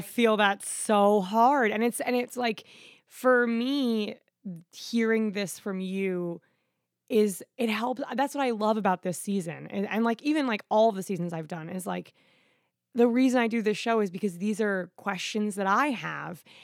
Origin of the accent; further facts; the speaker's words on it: Florida, United States; I'm from Florida